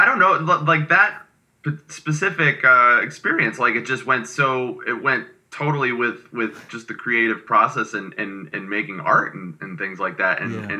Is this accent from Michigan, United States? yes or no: yes; Michigan, United States; also born or lived in Florida; now in Los Angeles, United States; I grew up in Michigan from 10 on, and that's where my dad was originally from, but we lived in Florida for about 7 years from when I was like 3 until 10.